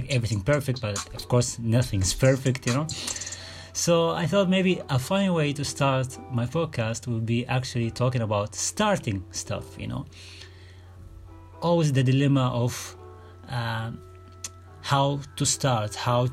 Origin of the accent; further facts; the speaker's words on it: Sudan; I'm from Sudan.